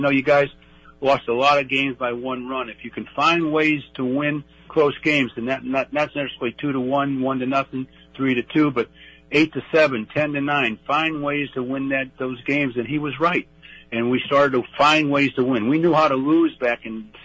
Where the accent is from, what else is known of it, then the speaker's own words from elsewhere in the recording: St. Louis, Missouri, United States; I idolized them as a kid growing up in St. Louis